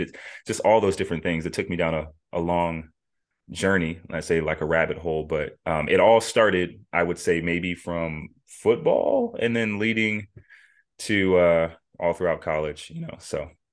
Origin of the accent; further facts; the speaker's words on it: Las Vegas, Nevada, United States; moved away; born and raised in Las Vegas, Nevada